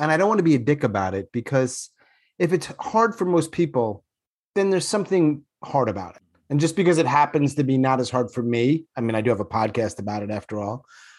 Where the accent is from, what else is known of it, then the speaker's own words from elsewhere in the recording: New York, United States; Well, I'm from New York, and I've mostly lost my accent more or less. But when I go, I can recognize it as being a little different than others.